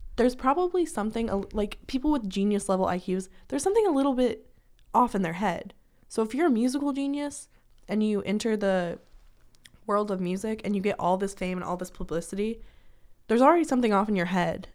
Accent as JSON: {"language": "English", "region": "Washington", "country": "United States", "tie": "born or raised there", "moved": "as an adult", "lives_now": "Kentucky, United States", "said": "my hometown, I live in, like, the rural part of Washington"}